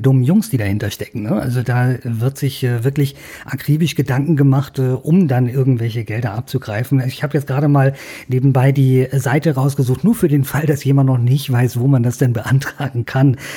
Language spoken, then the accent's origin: German; Bavaria, Germany; bei uns in Bayern